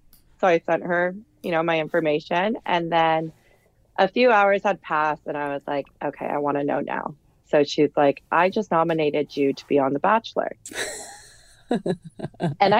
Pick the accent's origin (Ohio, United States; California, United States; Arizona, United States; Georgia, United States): California, United States; Burbank; moved away as an adult; also born or lived in Santa Barbara / Orange County; now in New York City, United States; I was born and raised in Burbank, which is like a little in the valley up north from LA, but I grew up there my whole entire life